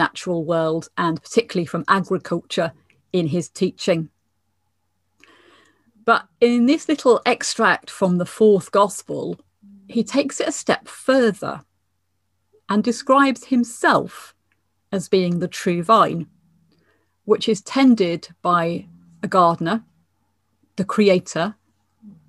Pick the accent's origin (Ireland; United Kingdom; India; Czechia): United Kingdom; England; now in Scotland, United Kingdom; as an English person